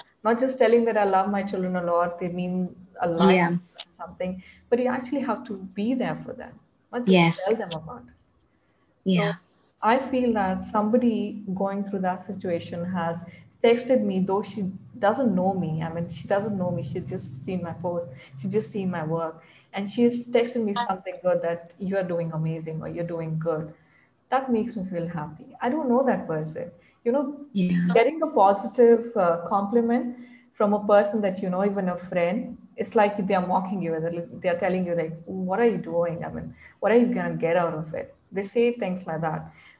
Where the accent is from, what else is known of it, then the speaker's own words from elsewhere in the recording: India; English is a second language; because being a girl, being in Indian society, I can feel that, you know, it feels like I'm a prisoner in my own mind.